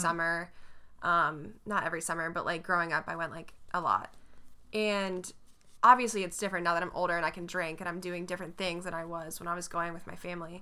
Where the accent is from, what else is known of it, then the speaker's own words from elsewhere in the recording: North Carolina, United States; you can't even tell that I'm from North Carolina.